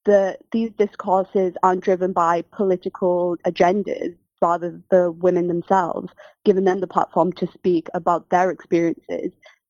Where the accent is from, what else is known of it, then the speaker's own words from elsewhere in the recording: Pakistan; Well, being Pakistani and being a Muslim woman, I really recognized as I was getting older